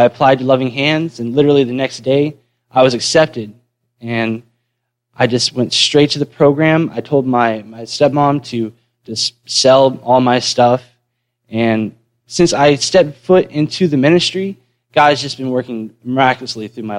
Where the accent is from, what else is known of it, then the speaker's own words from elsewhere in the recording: Western North Carolina, United States; also born or lived in Manatee County, Florida; I was born in Manatee County, but I moved to Western North Carolina when I was 4